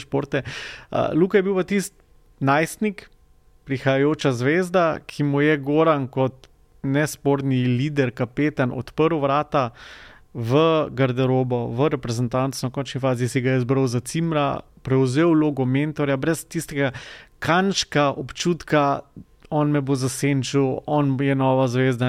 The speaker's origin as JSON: {"language": "Slovenian", "country": "Slovenia"}